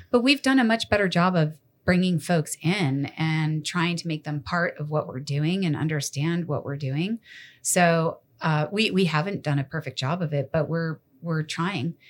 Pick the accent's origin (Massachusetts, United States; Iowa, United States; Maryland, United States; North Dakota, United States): Massachusetts, United States; moved away; growing up in Massachusetts